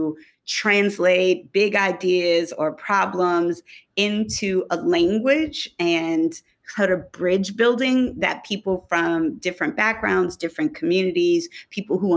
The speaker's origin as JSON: {"language": "English", "town": "Detroit", "region": "Michigan", "country": "United States", "also_born_or_lived": "Oakland, California", "moved": "yes", "lives_now": "St. Thomas, U.S. Virgin Islands", "said": "I'm originally from Detroit, Michigan"}